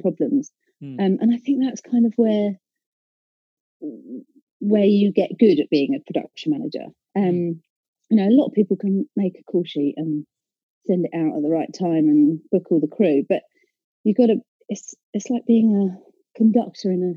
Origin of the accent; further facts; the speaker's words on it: Essex, East of England, United Kingdom; I'm from Essex